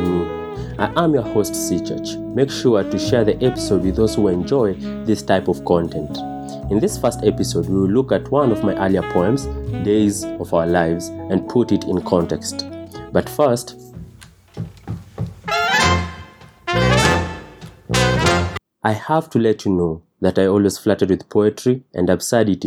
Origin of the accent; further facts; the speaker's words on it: Nairobi, Kenya; I was born in Kenyatta Hospital to a 21-year-old Dr. Pauline